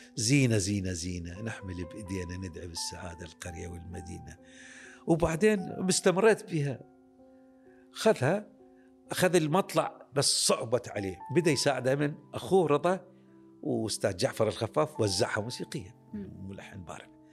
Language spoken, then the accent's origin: Arabic; Iraq; عندنا بالعراق